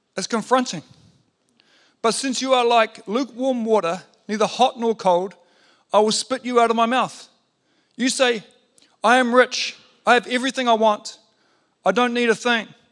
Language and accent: English; New Zealand; being a Kiwi bloke